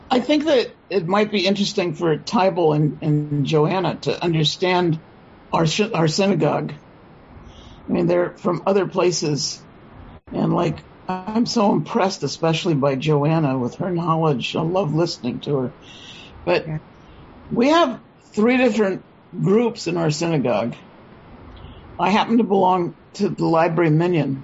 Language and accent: English; San Francisco, California, United States; I was born in San Francisco. I'm a third generation native